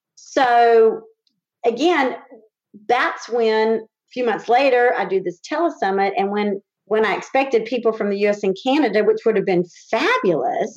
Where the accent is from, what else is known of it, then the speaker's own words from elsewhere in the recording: Winston-Salem, North Carolina, United States; moved away as an adult; when I came back to my hometown of Winston-Salem